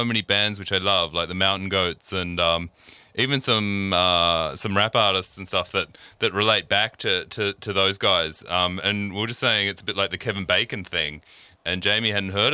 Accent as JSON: {"language": "English", "region": "Queensland", "country": "Australia", "tie": "born or raised there", "said": "from my home country, from Queensland"}